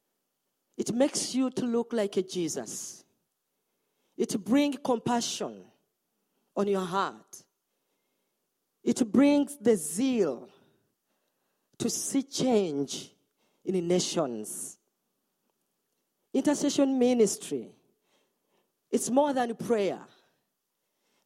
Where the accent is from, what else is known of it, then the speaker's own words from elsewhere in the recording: Uganda; I'm from Uganda.